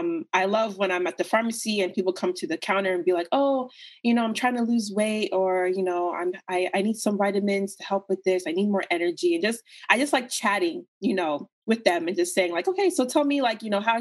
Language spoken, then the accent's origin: English; United States; you're a child in America and, you know, you look different